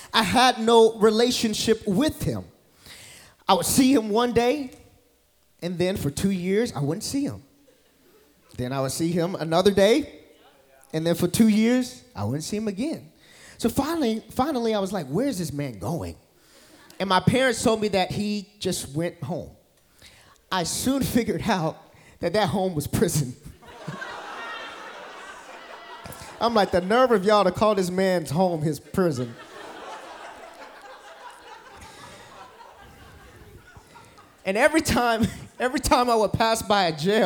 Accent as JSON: {"language": "English", "town": "Newnan", "region": "Georgia", "country": "United States", "tie": "born or raised there", "moved": "yes", "lives_now": "Tampa, United States", "said": "I'm originally from Georgia, specifically Noonan, Georgia"}